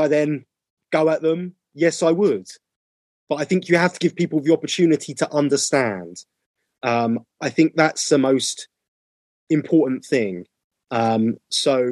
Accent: United Kingdom; a person of color growing up in the United Kingdom

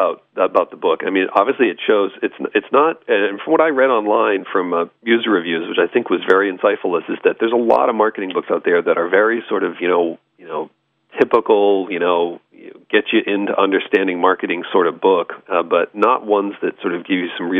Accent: Lexington, Massachusetts, United States; I'm from the East Coast.

